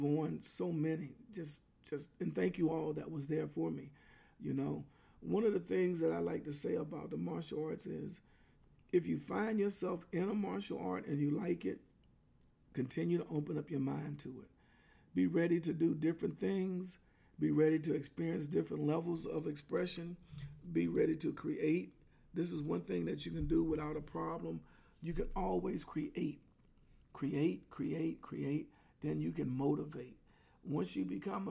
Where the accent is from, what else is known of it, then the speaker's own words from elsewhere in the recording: Clarendon, Pennsylvania, United States; moved away; in my hometown of Clarendon, Pennsylvania, where I came from